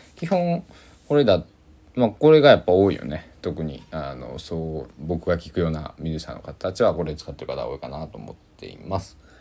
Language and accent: Japanese; Kochi, Japan; now in Takamatsu, Japan; 高知僕の地元の高知なんが晴れも多いけど雨も多い